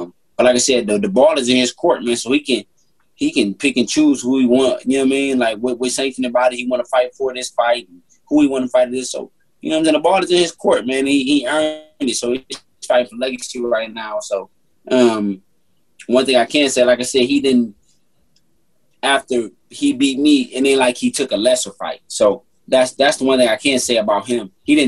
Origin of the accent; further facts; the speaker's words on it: Detroit, Michigan, United States; Like, I'm from Detroit. I'm a competitor